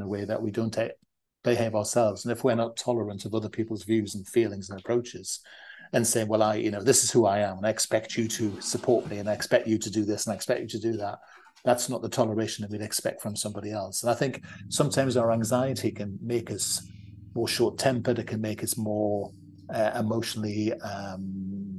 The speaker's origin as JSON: {"language": "English", "area": "the North", "region": "the north of England", "country": "United Kingdom", "said": "we're from the North"}